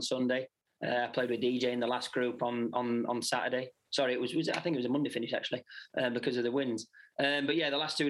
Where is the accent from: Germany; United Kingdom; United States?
United Kingdom; obviously being British